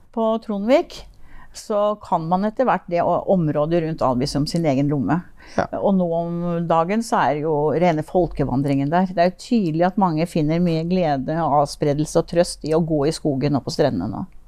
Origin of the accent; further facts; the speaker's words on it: Finnmark, Norway; also born or lived in Tønsberg / Oslo / Lillehammer; now in Moss, Norway; Jeg er faktisk født i Tønsberg. Ja. Og jeg har bodd en viktig del av mitt liv, barndommen, i Finnmark.